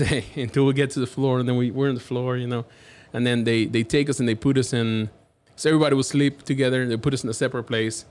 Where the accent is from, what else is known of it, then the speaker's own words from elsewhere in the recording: Havana, Cuba; English is a second language; now in Dallas, United States; I'm from Havana, Cuba